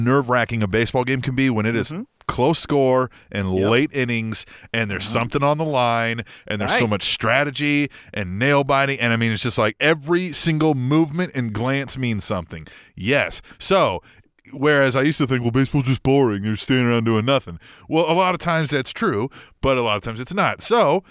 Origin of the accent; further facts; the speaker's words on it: Midwest, United States; us Midwestern boys